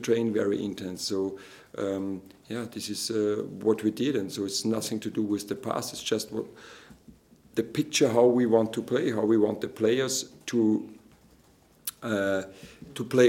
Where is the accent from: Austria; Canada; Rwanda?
Austria; moved away; from Austria